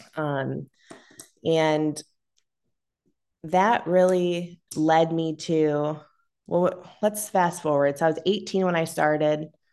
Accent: Massillon, Ohio, United States; I grew up in Massillon

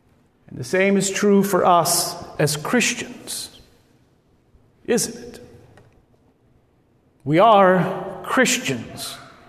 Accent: Lincoln, Nebraska, United States; accent: Midwestern Nebraska; both my brother Craig and I were raised here in Lincoln. Our parents are both Nebraskans, and they taught us to speak in that normal Midwestern Nebraska accent.

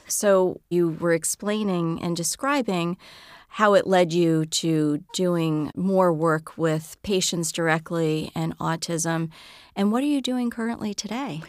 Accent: New York City, New York, United States; I hail from the Bronx

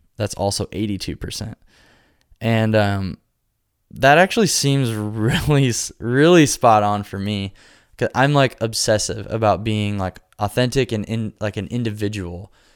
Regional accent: Nebraska, United States; now in Nashville, United States; I'm from Nebraska.

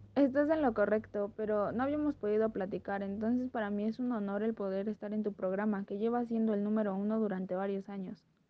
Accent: Mexico; soy mexicana y tengo 21 años

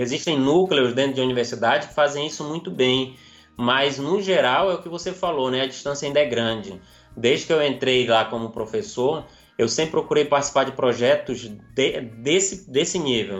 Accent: interior of Amazonas, Brazil; also born or lived in Manaus; Eu sou nascido em Manaus, na capital, mas uhum. até os nove anos eu fui criado no interior do Amazonas

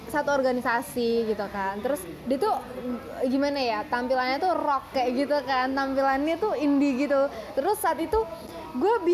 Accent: Tangerang, Banten, Indonesia; moved away as an adult; now in Solo, Indonesia; Gue, gue lahir Tangerang, besar Tangerang.

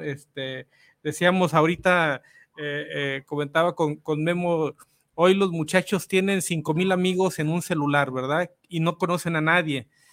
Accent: Guadalajara, Jalisco, Mexico; yo soy de aquí de Analco, más abajito

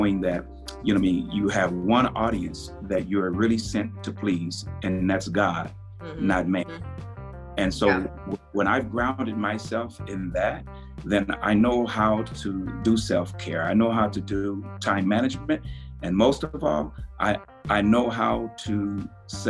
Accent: Compton, California, United States; moved away as an adult; now in Spokane, United States; growing up in Compton, Los Angeles, California

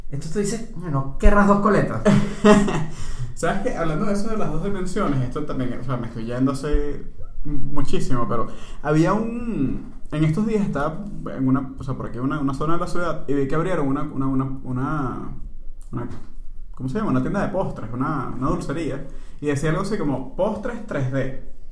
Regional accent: Venezuela; now in Panama; Es que nosotros somos venezolanos emigrantes, ¿verdad? Que estamos acá en Panamá.

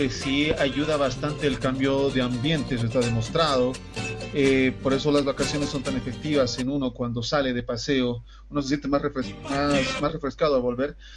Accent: Bolivia; Por una parte, como bolivianos, claro, nos llena de alegría que nuestra selección juegue.

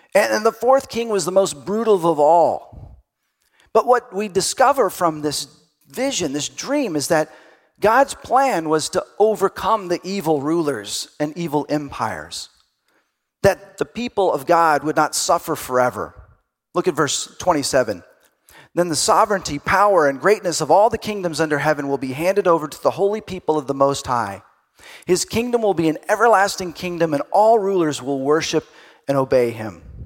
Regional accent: Texas, United States; I grew up in Texas, and so I went to Sunday school

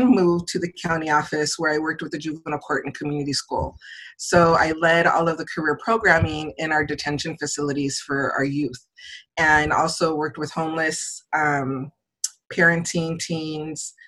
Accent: San Diego, California, United States; I am born and raised in San Diego, California, as my mom was.

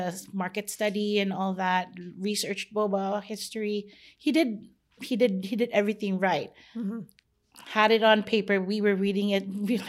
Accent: Philippines; let's bake ube, which is like growing up in the Philippines, it's my vanilla.

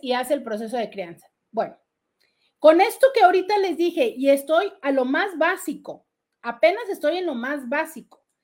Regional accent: Mexico; nada más somos mexicanos en estos días

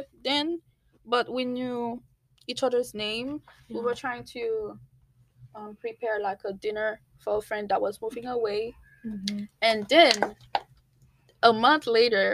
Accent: Haiti; moved away; I am also from Haiti, and I also moved here 5 years ago. I was born and raised

